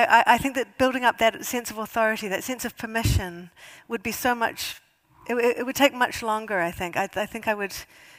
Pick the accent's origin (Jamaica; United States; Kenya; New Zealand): New Zealand; moved away as an adult; now in United Kingdom; as a New Zealander